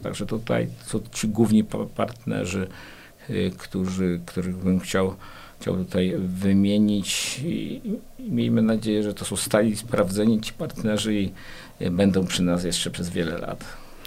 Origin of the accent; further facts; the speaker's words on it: Kraków, Lesser Poland, Poland; now in Płock, Poland; jako urodzony Krakus